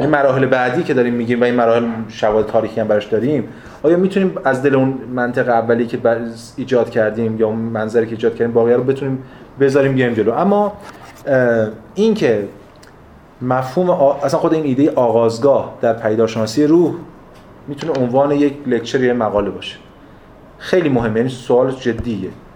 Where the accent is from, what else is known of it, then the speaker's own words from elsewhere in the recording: Iran; من ایرانیم